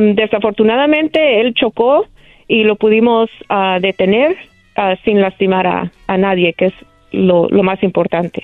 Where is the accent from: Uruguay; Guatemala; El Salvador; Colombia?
El Salvador; now in Los Angeles, United States; Salvadoreña 100%